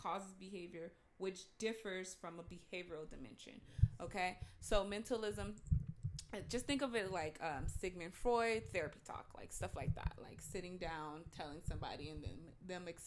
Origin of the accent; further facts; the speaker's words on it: Pasadena, California, United States; I'm from Pasadena